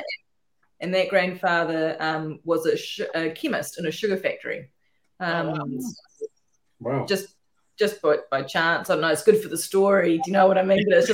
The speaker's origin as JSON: {"language": "English", "country": "New Zealand", "moved": "yes", "lives_now": "Northern NSW, Australia", "said": "I'm a Kiwi"}